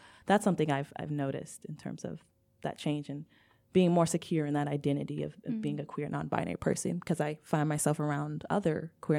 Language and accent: English; United States; being a Black person, coming from this dual background of being Nigerian, but being raised in America and predominantly like African-American community